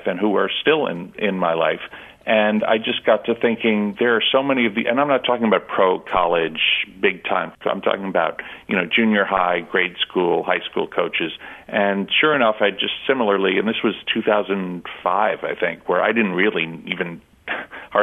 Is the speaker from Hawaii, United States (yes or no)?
no; New York, United States; I grew up in New York